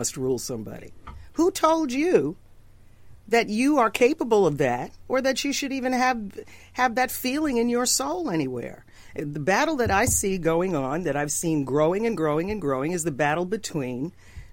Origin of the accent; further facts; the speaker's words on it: New York, United States; I grew up in New York.